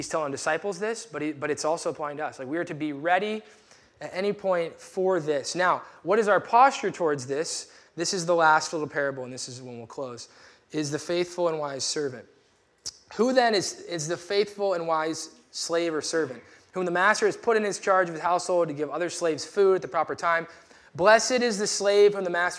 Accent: United States; we're American

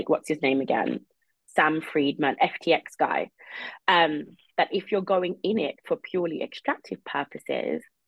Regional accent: United Kingdom; being a Brit Jamaican

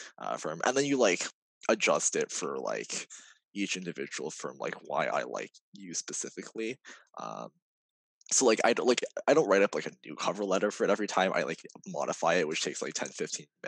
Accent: California, United States; now in New York, United States; I'm from California

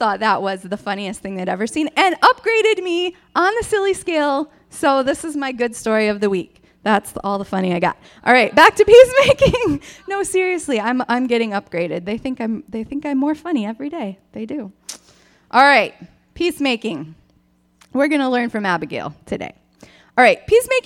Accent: Michigan, United States; I grew up in Michigan

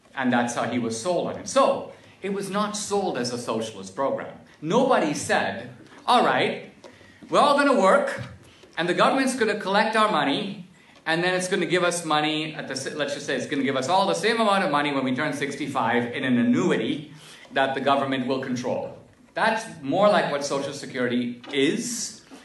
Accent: India; now in United States; growing up in India

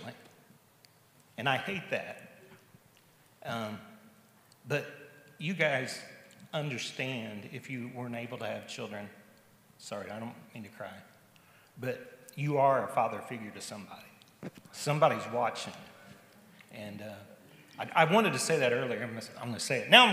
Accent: southern Missouri, United States; moved away as an adult; We moved here from Missouri almost 19 years ago, where I grew up in southern Missouri.

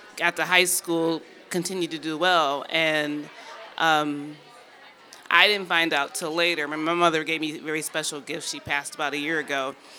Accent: Detroit, Michigan, United States; I'm from Detroit, and uh, growing up, I'd always done well in school

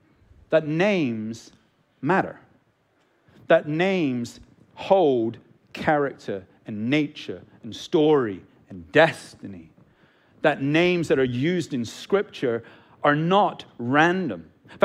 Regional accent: Hong Kong; also born or lived in England; I'm English, and he's a part of the English royal family, okay? But I grew up most of my time in Hong Kong, like I'm a pretty poor subject when it comes to being English, right?

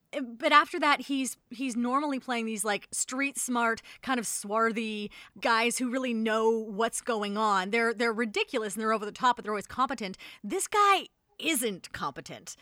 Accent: Canada; we're Canadian

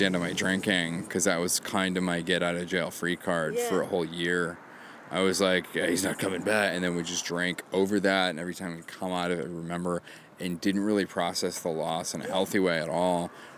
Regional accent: Maine, United States; moved away; I'm from Maine

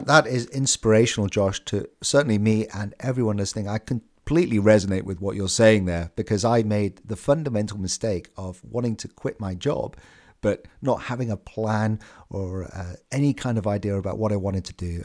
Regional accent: United Kingdom; I'm a Brit

